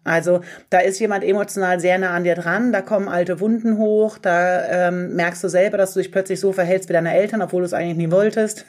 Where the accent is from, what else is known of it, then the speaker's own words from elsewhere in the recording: Göttingen, Lower Saxony, Germany; moved away as an adult; now in Hamburg, Germany; ich komme eigentlich aus Göttingen, aber bin äh, nach dem Abi nach Hamburg gezogen